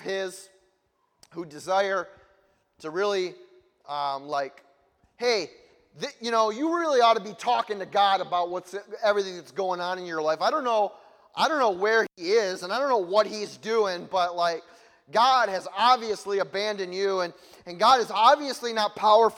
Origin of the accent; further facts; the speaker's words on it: United States; I'm from America